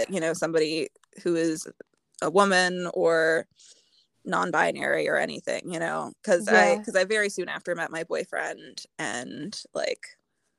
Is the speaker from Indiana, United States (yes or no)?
yes; Indiana, United States; I'm from Indiana